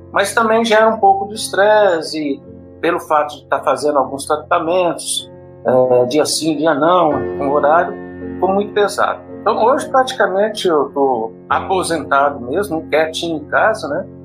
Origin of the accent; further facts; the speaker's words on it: General Salgado, São Paulo, Brazil; also born or lived in São José do Rio Preto; now in Goiânia, Brazil; Resido aqui em Goiânia, mas eu sou paulista do interior de São Paulo, nascido em São José do Rio Preto, criado em General Salgado, que é uma cidadezinha próxima ali, cidade de satélite de São José do Rio Preto.